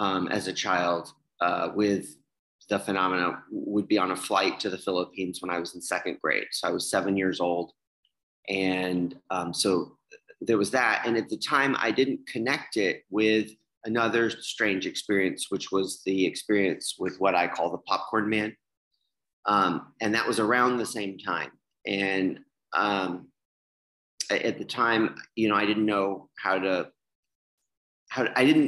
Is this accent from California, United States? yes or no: no; Birmingham, Alabama, United States; now in Chicago, United States; I was born in Birmingham, Alabama in 1977. I was the official New Year's baby of Birmingham, Alabama